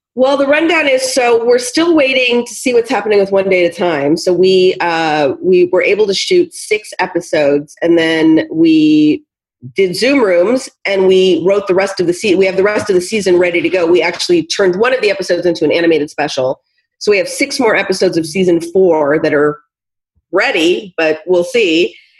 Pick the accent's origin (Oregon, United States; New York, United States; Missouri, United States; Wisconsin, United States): Oregon, United States; Portland; I am from Portland, Oregon